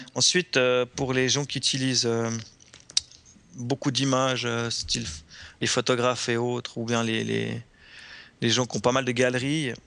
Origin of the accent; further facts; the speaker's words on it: Switzerland; en tant que Suisse